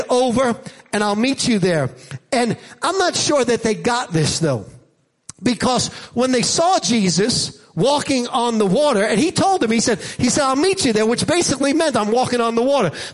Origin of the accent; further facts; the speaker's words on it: Jersey Shore, New Jersey, United States; Now, I grew up on the Jersey Shore, near the Jersey Shore.